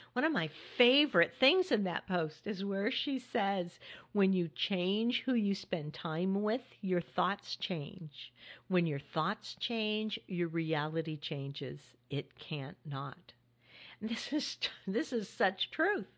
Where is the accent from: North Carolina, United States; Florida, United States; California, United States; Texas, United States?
California, United States; now in Hudson Valley, New York, United States; my home state where my daughter, family, and friends are